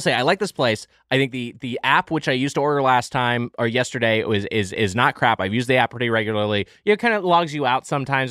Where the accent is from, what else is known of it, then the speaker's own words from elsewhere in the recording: Southern California, United States; I grew up in Southern California